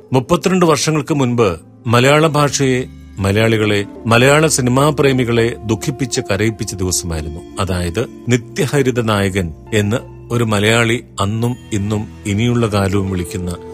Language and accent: Malayalam; Thrissur, near Guruvayur, Kerala, India; moved away as an adult; also born or lived in UAE; now in United Arab Emirates; എന്റെ വീട് തൃശ്ശൂരാണ് ഗുരുവായൂർ അടുത്ത്